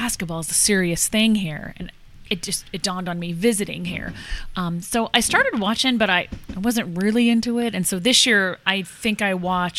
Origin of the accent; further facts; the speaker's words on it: Las Vegas, Nevada, United States; You know I'm from Las Vegas.